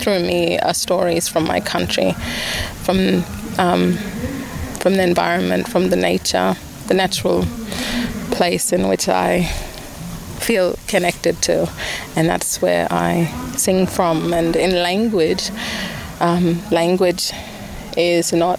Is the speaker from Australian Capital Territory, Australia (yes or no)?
no; Malinja community, Northern Territory, Australia; I come from Malinja community. It's 200 kilometres north of here.